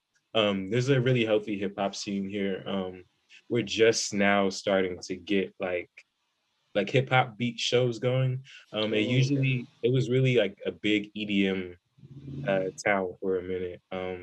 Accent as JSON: {"language": "English", "town": "Columbus", "region": "Ohio", "country": "United States", "said": "I'm from Columbus, Ohio."}